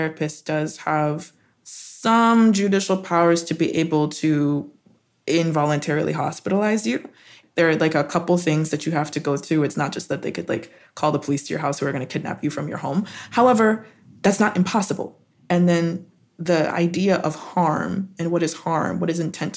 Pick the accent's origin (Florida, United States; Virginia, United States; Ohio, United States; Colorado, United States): Colorado, United States; also born or lived in Arizona; I grew up in Colorado. I was in the Rockies.